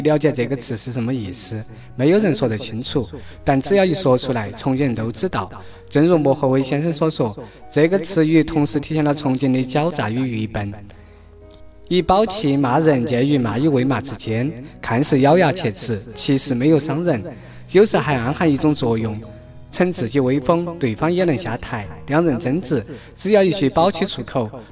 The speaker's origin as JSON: {"language": "Chinese", "region": "Chongqing", "country": "China", "said": "我们重庆人自豪"}